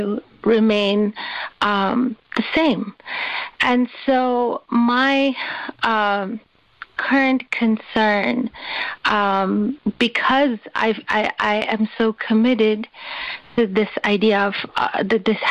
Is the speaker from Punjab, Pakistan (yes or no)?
no; Karachi, Sindh, Pakistan; When I was growing up, I grew up in Karachi in Pakistan